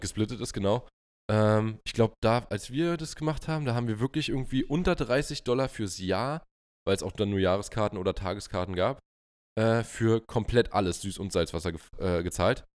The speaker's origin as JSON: {"language": "German", "country": "Germany", "said": "bei uns in Deutschland"}